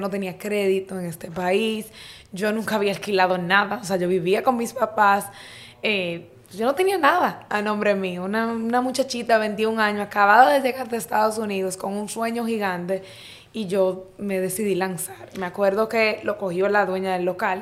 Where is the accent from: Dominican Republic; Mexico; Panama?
Dominican Republic; Santo Domingo, Distrito Nacional; soy dominicano, o sea, nací aquí en Santo Domingo.